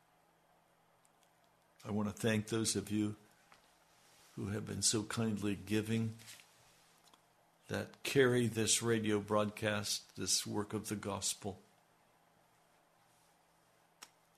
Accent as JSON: {"language": "English", "country": "United States", "said": "I'm an American"}